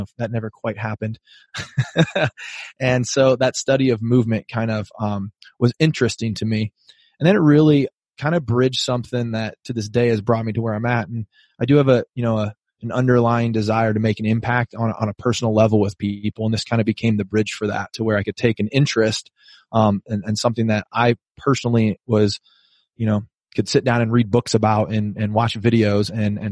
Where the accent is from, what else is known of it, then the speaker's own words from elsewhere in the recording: Rock Island, Illinois, United States; moved away as an adult; now in San Diego, United States; I'm from Rock Island, Illinois